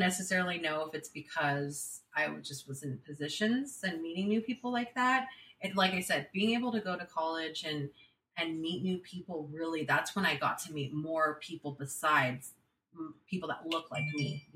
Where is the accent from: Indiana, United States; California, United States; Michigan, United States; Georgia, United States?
California, United States; San Jose; I was born and raised in San Jose, California.